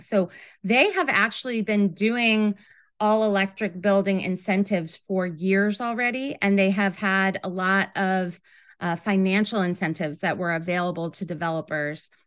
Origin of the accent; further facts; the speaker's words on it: Rochester, New York, United States; moved away as an adult; also born or lived in Ithaca, New York; now in New York City, United States; I grew up in Rochester, New York